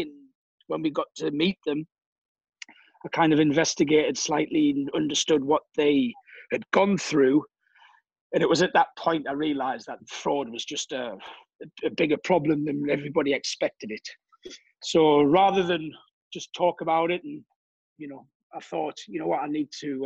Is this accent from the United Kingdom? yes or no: yes; Durham, North East England, United Kingdom; moved away as an adult; now in Cannes, France; originally I'm from England, north of England, a place called Durham.